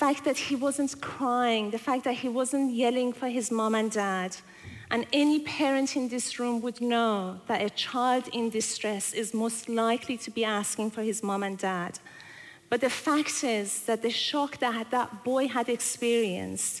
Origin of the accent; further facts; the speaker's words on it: Tehran, Tehran Province, Iran; also born or lived in Scotland / London; now in Christchurch, New Zealand; I was born in Scotland and I was raised and schooled in Tehran in Iran. And I've spent most of my life in London